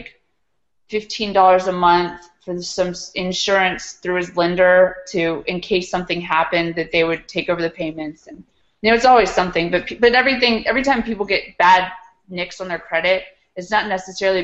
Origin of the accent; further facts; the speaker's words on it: Charlottesville, Virginia, United States; being in my hometown